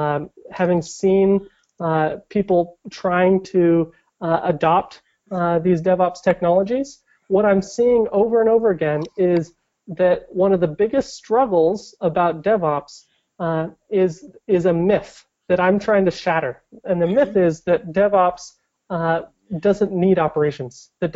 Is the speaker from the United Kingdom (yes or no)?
no; Portland, Oregon, United States; I grew up in around Portland.